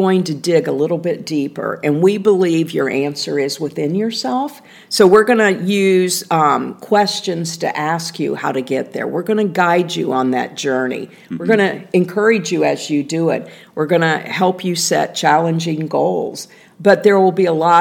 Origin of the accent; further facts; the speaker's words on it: Indiana, United States; I was a little girl growing up in Indiana